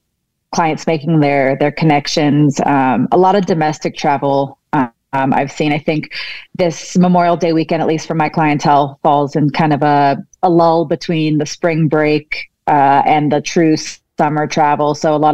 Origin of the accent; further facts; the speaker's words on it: London, United Kingdom; also born or lived in Chicago / Milan / Germany; So I grew up an expat in Europe. So I've actually was born in Chicago, raised in London, and we spent some time in Milan and Germany.